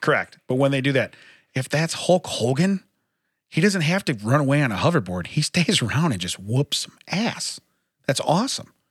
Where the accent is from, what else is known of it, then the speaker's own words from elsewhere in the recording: Chicago, Illinois, United States; We're from Chicago.